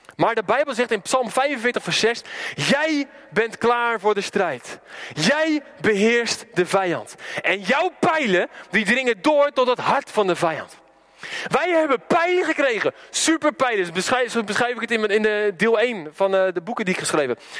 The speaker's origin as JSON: {"language": "Dutch", "region": "Randstad", "country": "Netherlands", "moved": "yes", "said": "waar ik vandaan kom, een beetje de Randstad"}